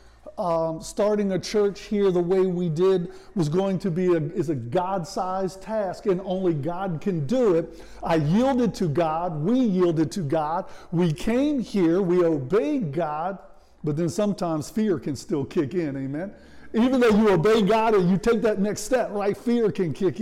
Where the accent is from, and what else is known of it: Washington, District of Columbia, United States; born or raised there; moved away